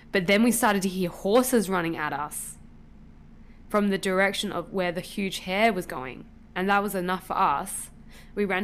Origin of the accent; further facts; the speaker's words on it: Buenos Aires, Argentina; I'm from Buenos Aires, Argentina, and was visiting my uh, uncles and cousins in the Corrientes province.